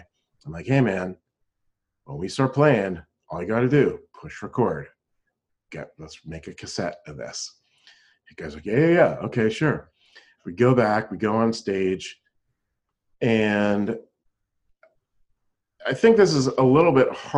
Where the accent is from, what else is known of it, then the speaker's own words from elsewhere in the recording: Pennsylvania, United States; moved away; I was playing in a band back in my hometown in Pennsylvania